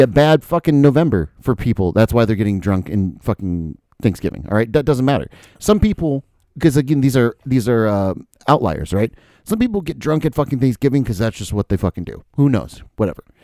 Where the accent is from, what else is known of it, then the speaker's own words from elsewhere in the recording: Dubuque, Iowa, United States; also born or lived in Florida; I moved up to Dubuque.